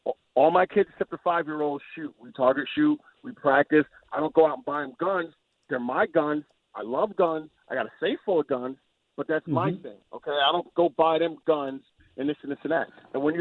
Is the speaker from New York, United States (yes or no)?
yes; New York, United States; moved away as an adult; now in Tennessee, United States; I'm a New Yorker. I'm an ex New Yorker